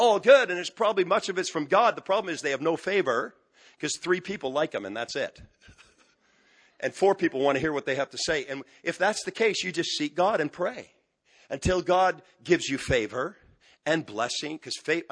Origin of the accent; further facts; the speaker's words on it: just outside of Montreal, Quebec, Canada; moved away; I'm from Quebec, just outside of Montreal. We're moving back the end of this month.